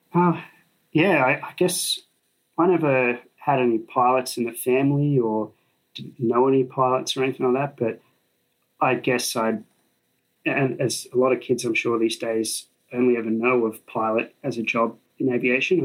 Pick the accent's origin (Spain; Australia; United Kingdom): Australia; Sydney, New South Wales; I grew up in Sydney, so I went to Sydney University.